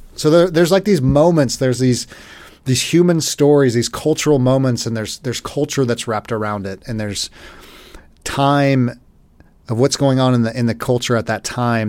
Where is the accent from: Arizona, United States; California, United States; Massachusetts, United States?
California, United States; Los Angeles; moved away as an adult; I grew up in Los Angeles till I was about twenty-five. Moved away, never moved back, but L A's my home.